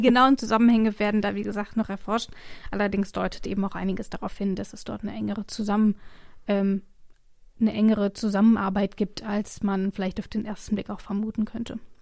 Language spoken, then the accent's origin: German; Rhineland-Palatinate, Germany; moved away; ich komme ja ursprünglich aus der Pfalz